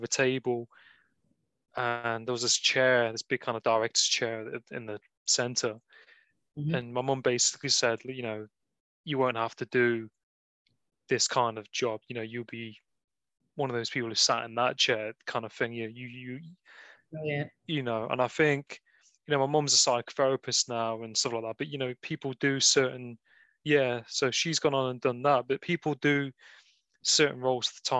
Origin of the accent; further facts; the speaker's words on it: Nottingham, East Midlands, United Kingdom; I'm from Nottingham. So I'm from the part of the Midlands.